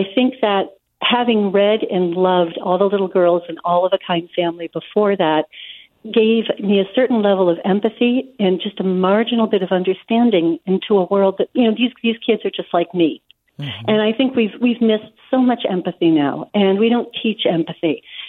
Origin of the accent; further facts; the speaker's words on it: New England, United States; I grew up in New England, and I'm not Jewish